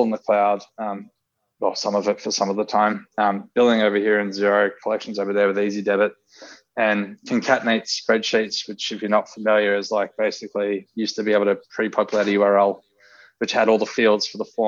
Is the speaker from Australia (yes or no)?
yes; Sydney, New South Wales, Australia; I'm from Northern Beaches. So I wanted to be an accountant on Northern Beaches